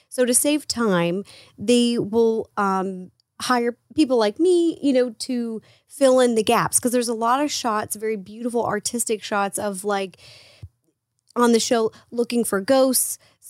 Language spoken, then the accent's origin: English; Seattle, Washington, United States; moved away as an adult; now in Los Angeles, United States; I'm from Seattle. Born and raised Seattle. And then I moved here... was 15